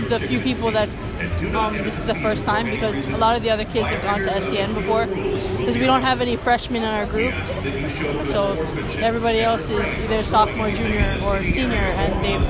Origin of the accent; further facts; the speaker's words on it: Waianae, Hawaii, United States; I'm from Waianae, Hawaii.